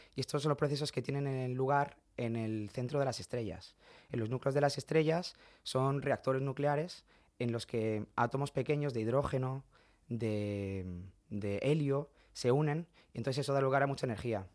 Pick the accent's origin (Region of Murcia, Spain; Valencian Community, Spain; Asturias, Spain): Region of Murcia, Spain; also born or lived in Madrid / France; now in Massachusetts, United States; yo me siento muy murciano y muy español